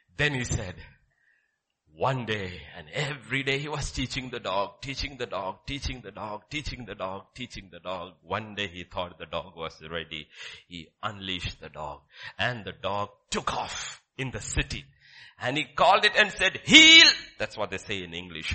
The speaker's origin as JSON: {"language": "English", "region": "Kerala", "country": "India", "tie": "born or raised there", "said": "my father brought me from that mountains to Kerala and dropped me there in class six"}